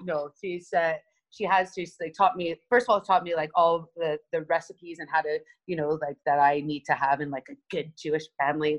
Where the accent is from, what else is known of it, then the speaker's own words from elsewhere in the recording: Montreal, Quebec, Canada; I was brought up in Montreal, Canada, uh, place, a little suburb area called Côte Saint Luc